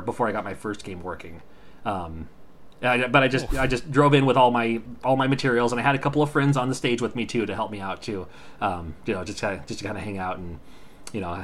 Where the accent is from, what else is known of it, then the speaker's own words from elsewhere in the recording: the Northwest, Pacific Northwest, United States; I'm from the Northwest, so I'm used to the Northwest conventions